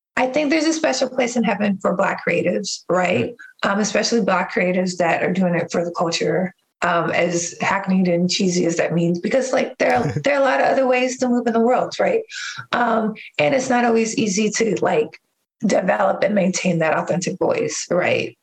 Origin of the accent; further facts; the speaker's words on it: New York City, New York, United States; now in Oakland, United States; I am currently in Oakland, California, but I was born in Harlem.